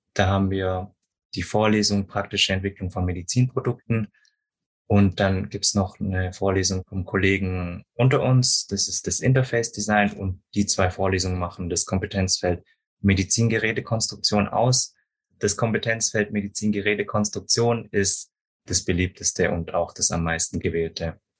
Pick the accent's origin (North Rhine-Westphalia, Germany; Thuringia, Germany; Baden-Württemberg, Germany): Baden-Württemberg, Germany; Stuttgart area; Ich bin ja auch selber hier aus der Gegend, deswegen ich hoffe, dass mein Dialekt nicht zu stark ist